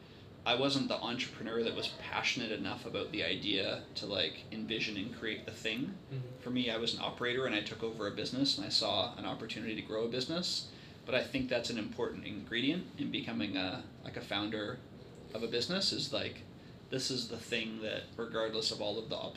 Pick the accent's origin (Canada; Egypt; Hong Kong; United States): Canada; Vancouver, British Columbia; now in Victoria, Canada; I'm from Vancouver and I live here